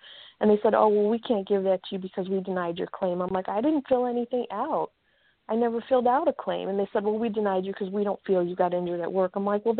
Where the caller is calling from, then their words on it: Chicago, Illinois, United States; Hi, this is … from Chicago.